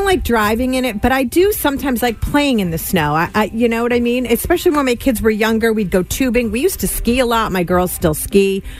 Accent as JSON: {"language": "English", "region": "Western Massachusetts", "country": "United States", "tie": "born or raised there", "said": "I grew up in Western Mass"}